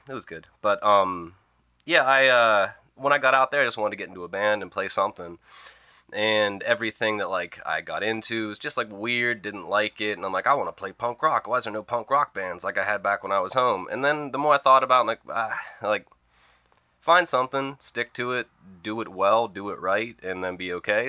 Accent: Oil City, Pennsylvania, United States; moved away; I come from Oil City, Pennsylvania, birthplace of the oil industry

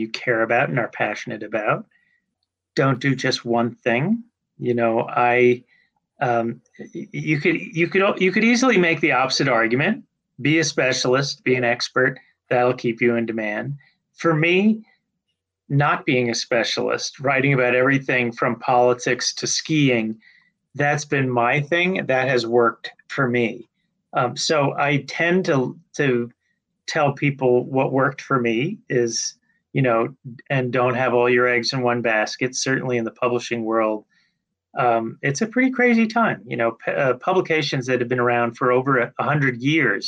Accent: Long Island, New York, United States; moved away; the community where I grew up on Long Island

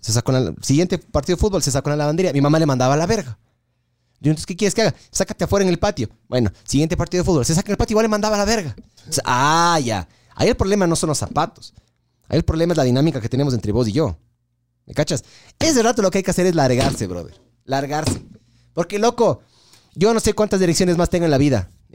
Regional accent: Ecuador; lo mal hinchas que somos los ecuatorianos

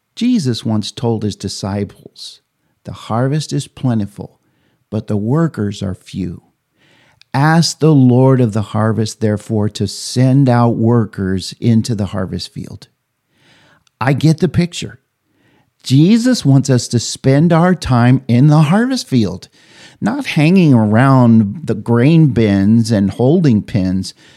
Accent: Oberlin, Kansas, United States; my hometown, Oberlin, Kansas

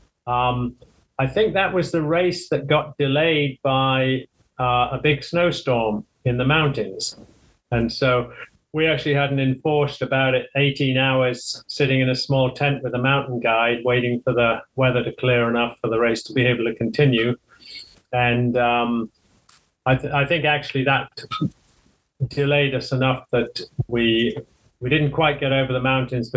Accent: the very north of England, North East England, United Kingdom; I'm not quite Scottish. I'm from the very north of England.

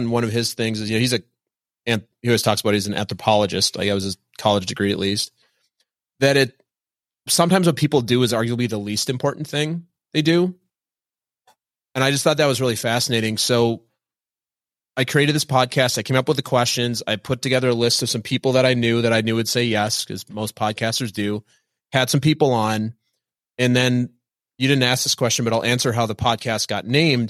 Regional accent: Minnesota, United States; I was raised Lutheran in Minnesota

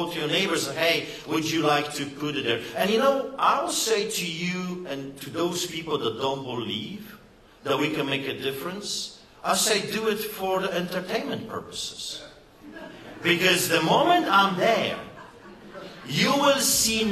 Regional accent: Poland; now in Canada; just believe my accent. I know what I'm talking about. You see, I grew up behind the Iron Curtain

